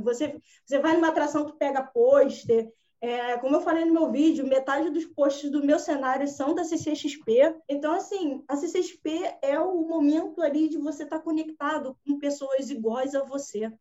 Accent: Rio de Janeiro, Brazil; eu sou do Rio

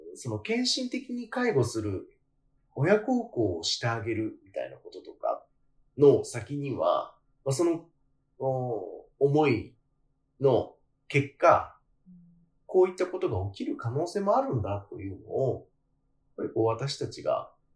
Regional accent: Kanagawa, Japan; 私は 関東出身なんですけど、神奈川生まれなんですけど

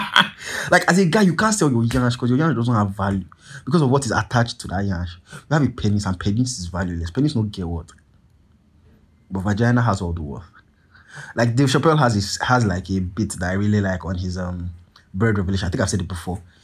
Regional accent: Nigeria; I'm Nigerian

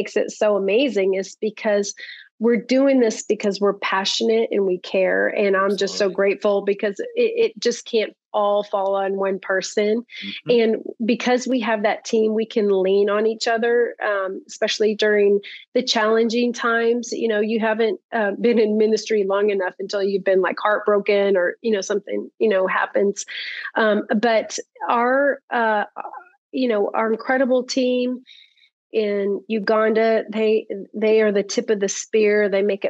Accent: Dallas, Texas, United States; I'm from Dallas

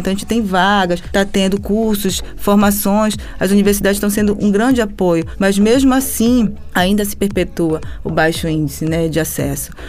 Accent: Brazil; para nós, enquanto brasileiros

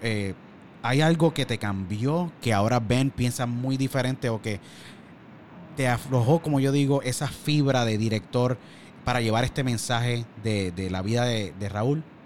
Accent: Puerto Rico; now in Pennsylvania, United States; Yo nací y me crié en Puerto Rico y por circunstancias de nuestro país tuve que emigrar

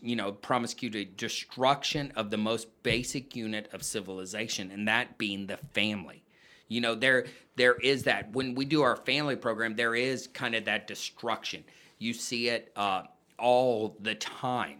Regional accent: San Antonio, Texas, United States; moved away as an adult; also born or lived in Colorado Springs; I grew up in San Antonio, um, where I graduated

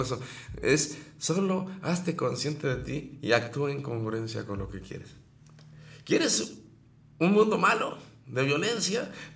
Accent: Mexico; así somos los mexicanos

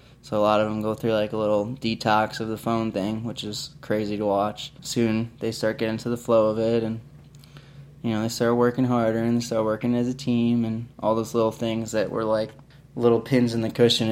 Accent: Long Island, New York, United States; moved away; I'm from Long Island, New York.

